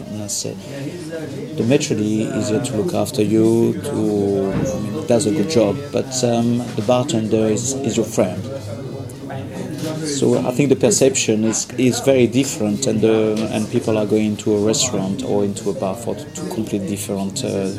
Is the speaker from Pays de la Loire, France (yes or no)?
yes; Le Mans, Pays de la Loire, France; English is a second language; moved away as an adult; now in London, United Kingdom; Le Mans in France, okay, which is more famous for the car racing and bartending. And did 5 years catering school in Saint-Nazaire.